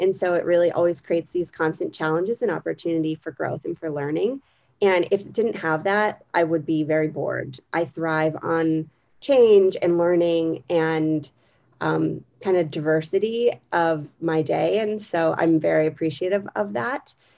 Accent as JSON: {"language": "English", "region": "Pennsylvania", "country": "United States", "tie": "born or raised there", "also_born_or_lived": "Arlington", "moved": "as an adult", "lives_now": "Washington, DC, United States", "said": "I grew up in Pennsylvania"}